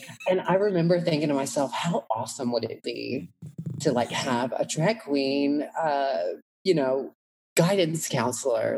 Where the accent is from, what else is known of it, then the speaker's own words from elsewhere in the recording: Atlanta, Georgia, United States; accent: country; growing up in Atlanta